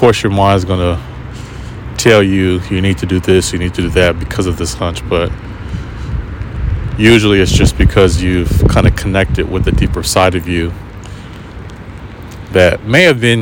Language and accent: English; United States; moved away; I'm American.